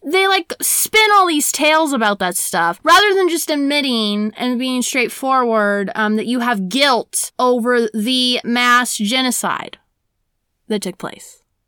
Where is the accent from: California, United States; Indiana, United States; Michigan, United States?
Indiana, United States; Brown County; I grew up in Brown County my whole entire life.